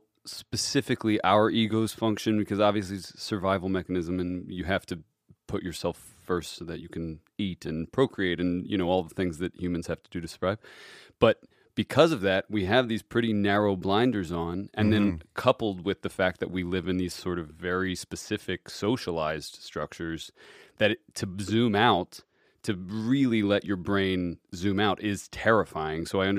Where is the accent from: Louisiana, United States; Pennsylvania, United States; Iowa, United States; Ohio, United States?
Ohio, United States; Cincinnati; Cincinnati, Ohio.